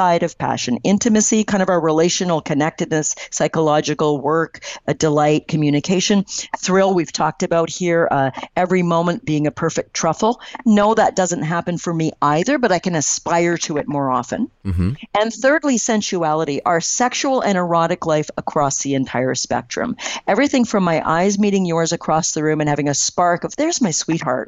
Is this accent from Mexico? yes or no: no; Canada; I'm Canadian